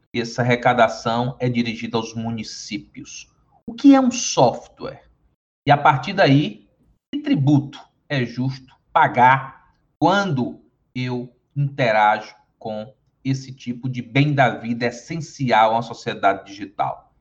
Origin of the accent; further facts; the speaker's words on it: Teresina, Piauí, Brazil; accent: sotaque do sul do Piauí; moved away; eu sou piauiense, sou nascido na cidade de Teresina, capital do estado do Piauí, mas com uma vivência muito grande no estado